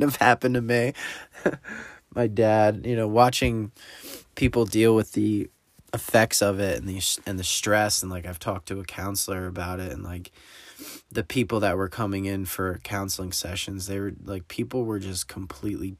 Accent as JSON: {"language": "English", "region": "New Jersey", "country": "United States", "said": "I'm from New Jersey"}